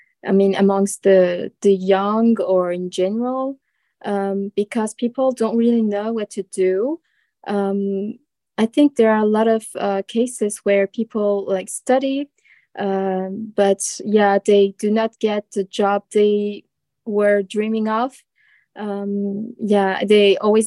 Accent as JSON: {"language": "English", "town": "Strasbourg", "region": "Grand Est", "country": "France", "said": "I'm a student from France, from the Strasbourg city."}